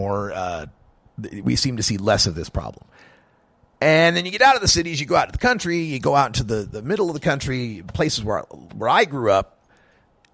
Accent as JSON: {"language": "English", "region": "Oregon", "country": "United States", "also_born_or_lived": "Idaho", "said": "Oregon, my home state"}